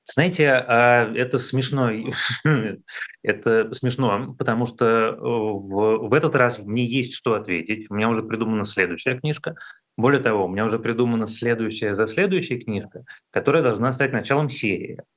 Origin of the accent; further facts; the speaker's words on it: Moscow, Russia; как москвич